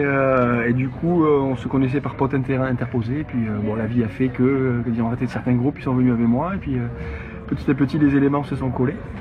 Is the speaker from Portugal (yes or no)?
no; Basque Country, France; je suis d'ici, je suis basque